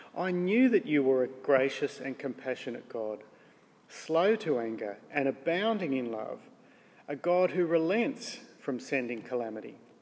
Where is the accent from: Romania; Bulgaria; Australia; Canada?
Australia; We're Australian